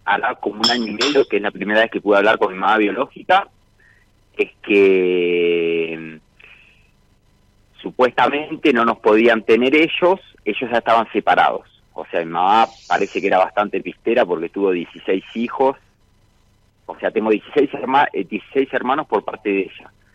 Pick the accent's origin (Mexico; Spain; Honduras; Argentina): Argentina; Miramar, Buenos Aires Province; also born or lived in Rosario del Tala, Entre Ríos; Nací en Rosario del Tala, me adoptaron cuando tenía dos años y medio, y ahí me fui a vivir a Miramar con mis padres adoptivos.